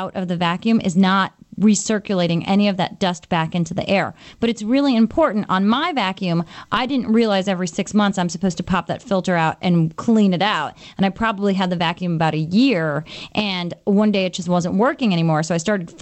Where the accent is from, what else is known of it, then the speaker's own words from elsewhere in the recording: New York, United States; a New Yorker